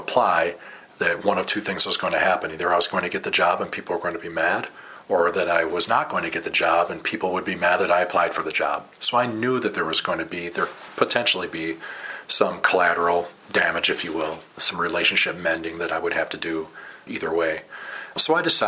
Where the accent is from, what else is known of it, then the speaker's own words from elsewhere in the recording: Madison, Wisconsin, United States; moved away as an adult; also born or lived in Burnsville, Minnesota; now in St. Paul, United States; I'm a capital city kid, as I've said often, being born and raised in Madison and working there